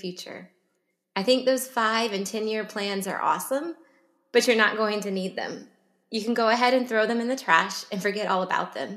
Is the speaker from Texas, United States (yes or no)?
yes; Plano, Texas, United States; I grew up in Plano, suburb of Dallas